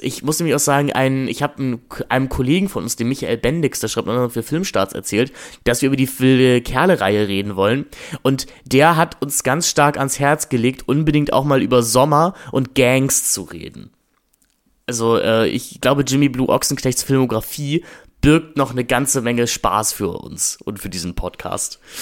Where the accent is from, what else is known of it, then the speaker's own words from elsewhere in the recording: Germany; wir werden als Deutsche